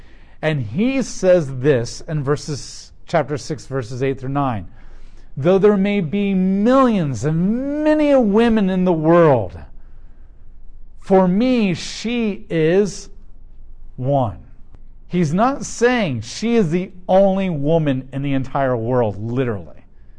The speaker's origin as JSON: {"language": "English", "country": "United States", "said": "as an American"}